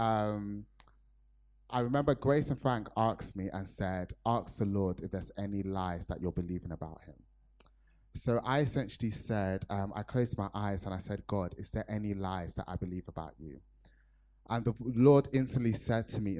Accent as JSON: {"language": "English", "country": "Nigeria", "said": "me being a Nigerian"}